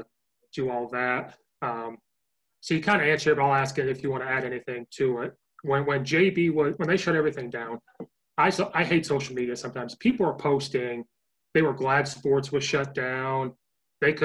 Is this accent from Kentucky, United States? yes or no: no; Oakwood, Illinois, United States; moved away; I'm from Oakwood.